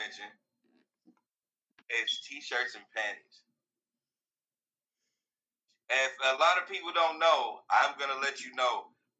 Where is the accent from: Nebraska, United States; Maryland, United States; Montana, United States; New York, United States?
New York, United States; Queens; because I grew up in Queens, nigga. There ain't nothing soft about me.